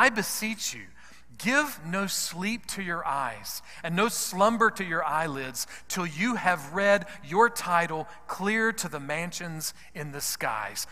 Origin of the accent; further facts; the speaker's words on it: United States; because I'm an American